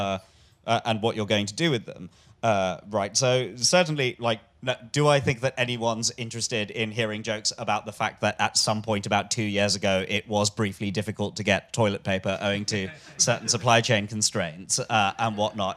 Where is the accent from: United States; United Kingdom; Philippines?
United Kingdom; London; I'm a Londoner, Billingsgate